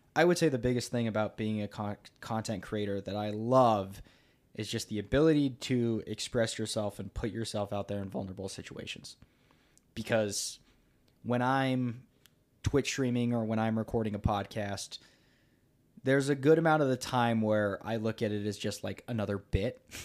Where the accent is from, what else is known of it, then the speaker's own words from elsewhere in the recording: United States; I am from America